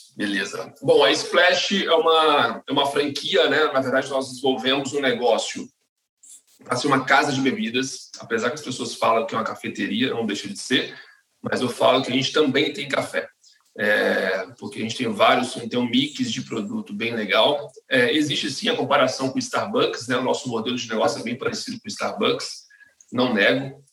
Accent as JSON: {"language": "Portuguese", "region": "Espírito Santo", "country": "Brazil", "moved": "as an adult", "lives_now": "São Paulo, Brazil", "said": "eu sou capixaba, né? Eu sou do Espírito Santo e eu vim para São Paulo em 2010"}